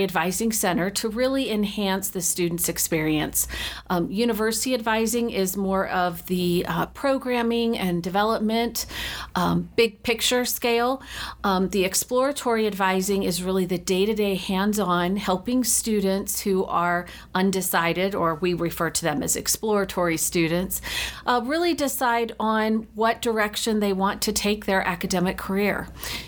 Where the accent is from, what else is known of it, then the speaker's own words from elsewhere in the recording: United States; moved away as an adult; also born or lived in Rexburg, Idaho; now in Utah, United States; So I grew up just outside of Washington, D.C., and came to school right after high school